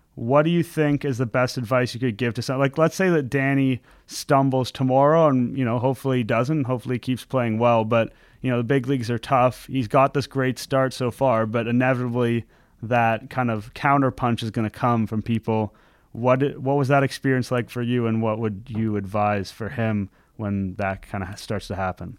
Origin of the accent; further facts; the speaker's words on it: Canada; also born or lived in Montreal; As a Canadian guy